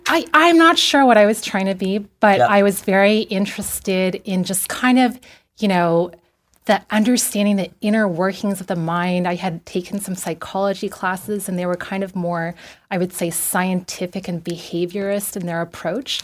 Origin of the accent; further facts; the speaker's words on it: Vancouver, British Columbia, Canada; moved away as an adult; also born or lived in Taipei, Taiwan / Toronto; now in Los Angeles, United States; I grew up in Vancouver.